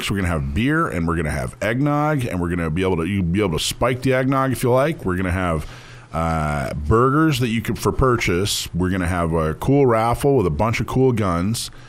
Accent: Corona, California, United States; I'm from Corona, California.

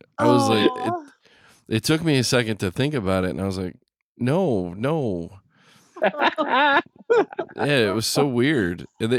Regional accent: West Coast, United States; I grew up on the West Coast.

